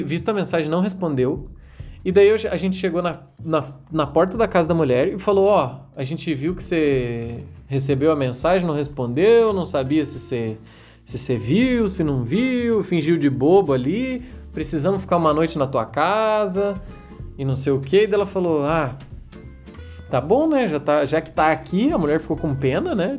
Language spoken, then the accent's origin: Portuguese; Brazil; a gente é brasileiro.